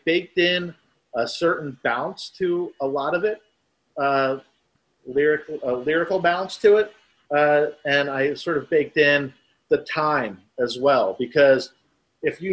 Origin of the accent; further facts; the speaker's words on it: New Jersey, United States; now in Florida, United States; when I grew up in New Jersey. So yeah, leaving New Jersey, coming to Florida